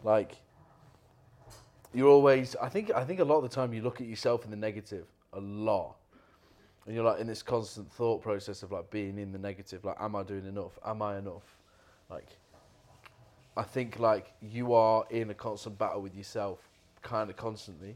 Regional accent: United Kingdom; we're British

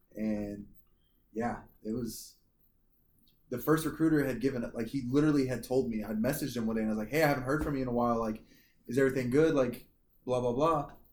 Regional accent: Boonville, Missouri, United States; moved away; there was a National Guard inf- infantry unit in my hometown, and so Which is where? in Boonville, Missouri

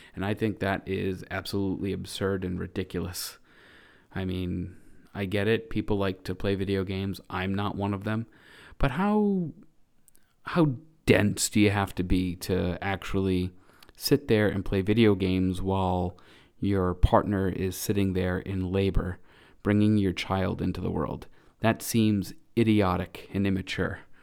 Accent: New England, United States; born or raised there

